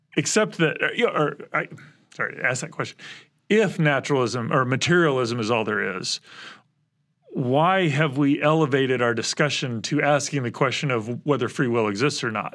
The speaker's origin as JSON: {"language": "English", "region": "Midwest", "country": "United States", "tie": "born or raised there", "said": "I was born in the Midwest."}